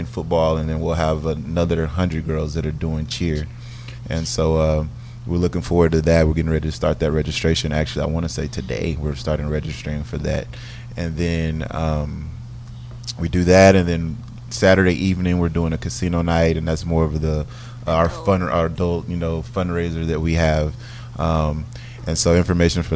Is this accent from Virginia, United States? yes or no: no; Dallas, Texas, United States; moved away as an adult; now in Houston, United States; the area that I grew up in Dallas. And so I always go back to my elementary school, Wallace Elementary